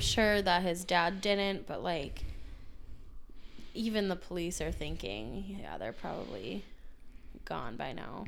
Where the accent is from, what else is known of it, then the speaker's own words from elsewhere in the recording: Minnesota, United States; we're from Minnesota